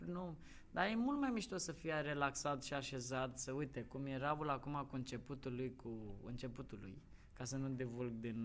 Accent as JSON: {"language": "Romanian", "region": "Moldavia", "country": "Romania", "said": "ca moldovean"}